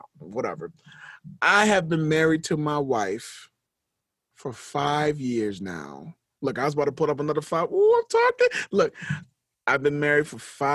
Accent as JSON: {"language": "English", "country": "United States", "said": "as an American"}